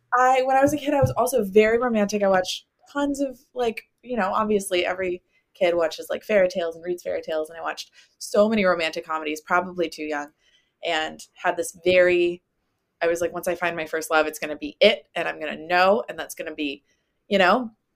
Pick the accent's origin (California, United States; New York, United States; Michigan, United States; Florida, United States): Florida, United States; near Winter Garden; Winter Garden near my hometown